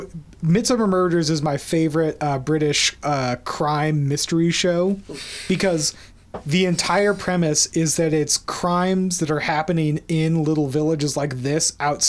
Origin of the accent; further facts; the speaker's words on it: United States; as an American